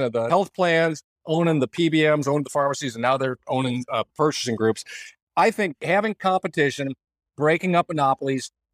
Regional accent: Iowa, United States; moved away as an adult; also born or lived in Nebraska / Kansas / Texas / Minnesota; I grew up in Iowa, the rest of the capital world

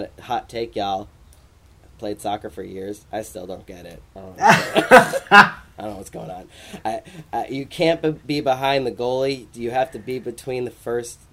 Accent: United States; as an American person

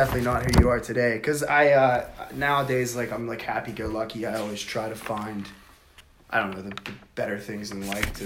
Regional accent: Freeport, United States; also born or lived in Indiana; I grew up in Indiana until I was in like the third grade and we moved to Freeport

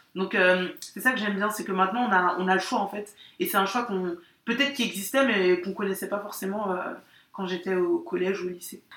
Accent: France; moi j'ai grandi en France

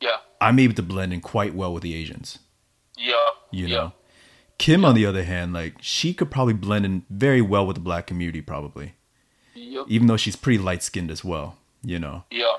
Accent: United States; just because I'm I'm American, and you know, it's the community that actually took me in immediately without question.

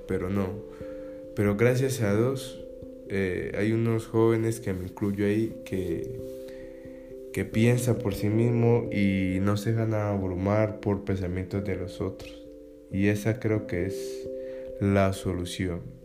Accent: Cali, Valle del Cauca, Colombia; soy colombiano, especialmente de Cali

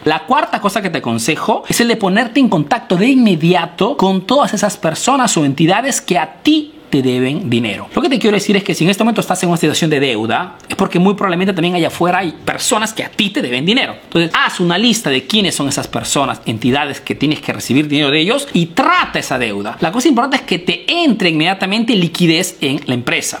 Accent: Peru; now in Italy

